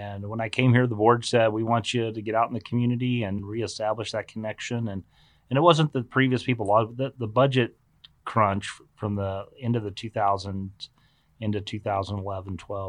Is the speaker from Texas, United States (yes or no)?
yes; Texas, United States; Fellow Texans.